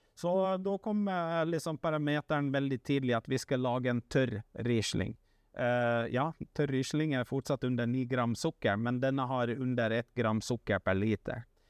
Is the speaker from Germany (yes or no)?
no; Finland; now in Norway; en kultur som jeg vokste opp med hjemme i Finland